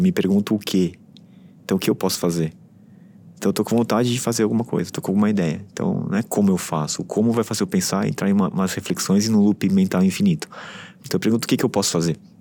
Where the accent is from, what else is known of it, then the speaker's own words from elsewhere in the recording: São Paulo, Brazil; eu fui criado em São Paulo, é, estudei sempre em São Paulo, trabalhei em São Paulo, vivi por muito tempo aqui